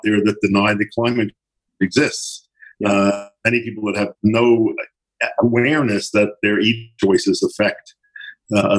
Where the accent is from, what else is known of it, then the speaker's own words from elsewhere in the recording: Philadelphia, Pennsylvania, United States; I grew up in Philadelphia, and I was born in 1942